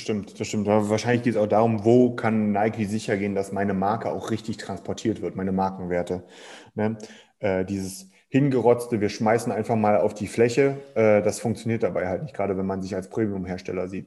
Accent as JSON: {"language": "German", "country": "Germany", "said": "bei uns in Deutschland"}